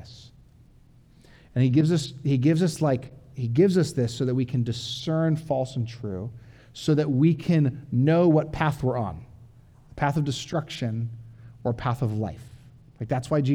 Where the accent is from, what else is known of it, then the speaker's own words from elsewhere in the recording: Orange County, California, United States; moved away; I'm from Orange County, where I had like cement city, like my backyard was like the size of this podium